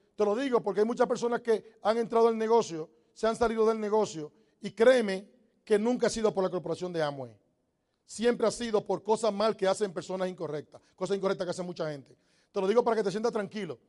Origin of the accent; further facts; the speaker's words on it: Dominican Republic; moved away as an adult; also born or lived in New York; Los dominicanos decimos, no hay nada